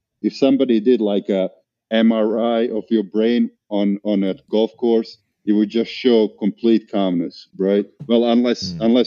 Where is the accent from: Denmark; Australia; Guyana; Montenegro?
Montenegro; moved away as an adult; also born or lived in Bosnia; now in Atlanta, United States; We literally went on vacation to my father's country of Montenegro